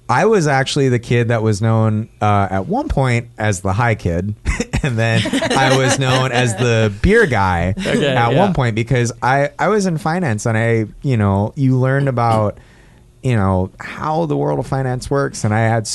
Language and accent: English; Hawaii, United States; moved away as an adult; growing up in Hawaii, I went to a school known as Kamehameha Schools